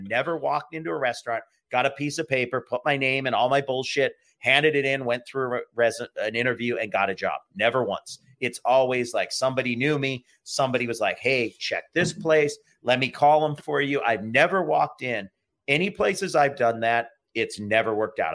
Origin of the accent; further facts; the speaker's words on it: Honolulu, Hawaii, United States; moved away; also born or lived in Seattle, Washington / Maine / Baltimore, Maryland; I got into a place in Hawaii right down the street from my house where I grew up in near Honolulu in an area called Hawaii Kai.